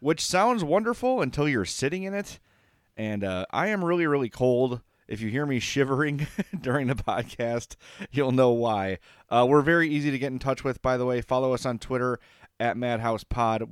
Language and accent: English; Oakland, California, United States; I grew up in Oakland.